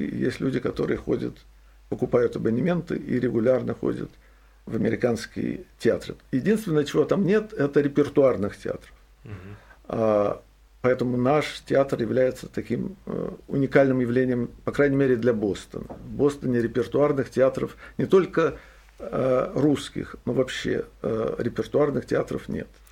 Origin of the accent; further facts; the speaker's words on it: Saint Petersburg, Russia; now in Boston, United States; я родился в Петербурге, вырос в Петербурге